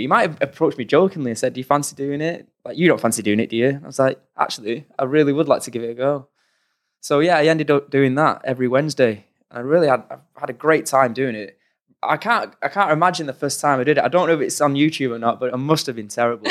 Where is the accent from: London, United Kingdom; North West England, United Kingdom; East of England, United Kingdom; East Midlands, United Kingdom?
North West England, United Kingdom; Oldham; we grew up in Oldham, in Manchester, on the sort of outskirts of Manchester